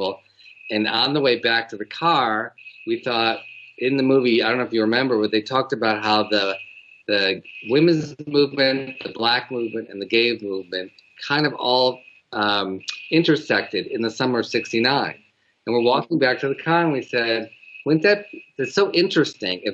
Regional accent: Detroit, Michigan, United States; we're both from Detroit.

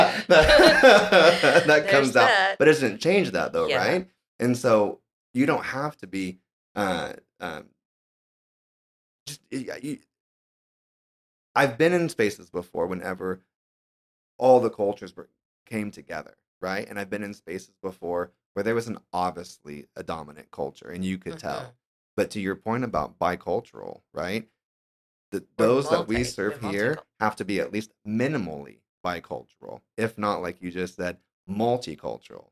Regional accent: Tulsa, Oklahoma, United States; I'm just guy from Tulsa, Oklahoma, that didn't have any reason to know Spanish if it weren't for my awesome teacher, Senora Atkins, in high school

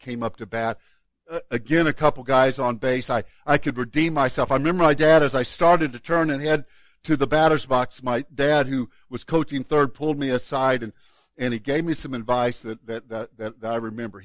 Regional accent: Woodlawn, Illinois, United States; my hometown of Woodlawn, Illinois

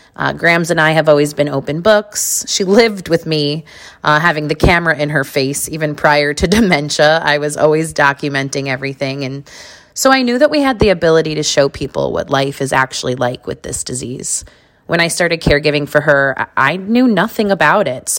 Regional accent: New York, United States; also born or lived in Las Vegas, Nevada; I was born in New York

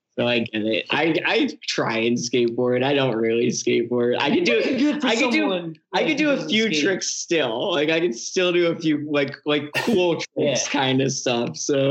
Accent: South Amboy, New Jersey, United States; I play guitar and I sing. And where did I grow up? I grew up in South Amboy, New Jersey, which is also a very suburby white town in New Jersey. Can you tell that we're ex-suburb kids?

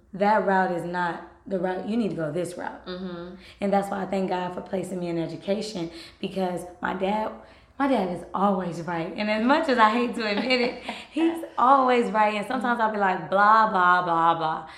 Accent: Los Angeles, California, United States; Los Angeles is my hometown

